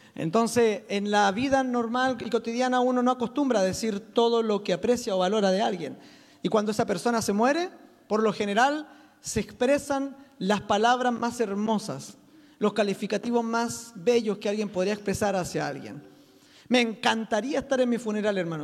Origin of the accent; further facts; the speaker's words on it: Chile; soy chileno